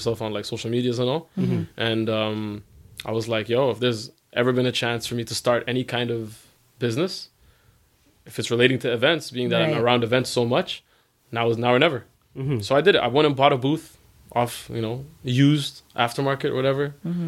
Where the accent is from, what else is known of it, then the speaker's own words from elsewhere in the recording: Toronto, Ontario, Canada; I'm from Toronto